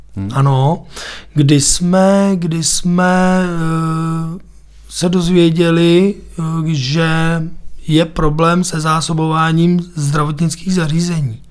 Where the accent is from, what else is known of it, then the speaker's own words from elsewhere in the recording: Písek, South Bohemian Region, Czechia; Je to moje rodné město, narodil jsem se tam